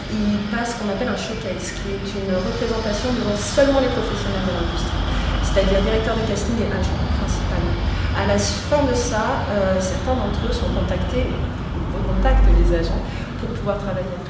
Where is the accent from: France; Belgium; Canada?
France; also born or lived in Paris; je suis française, parce que je suis fille de musicien